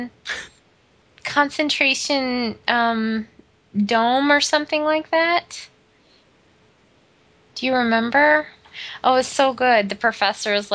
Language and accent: English; Midwest, United States; growing up in the Midwest